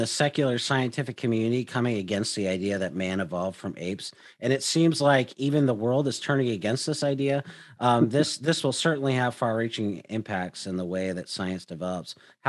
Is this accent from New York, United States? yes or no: no; Seattle, Washington, United States; I grew up in Seattle, and so I talked with atheists all the time.